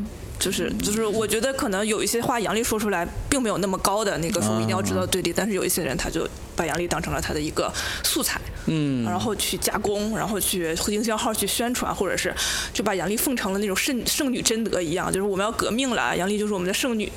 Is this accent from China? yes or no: yes; Northeast China, China; 就是因为我现我是一个东北人，我们东北女性地位非常高，就是我是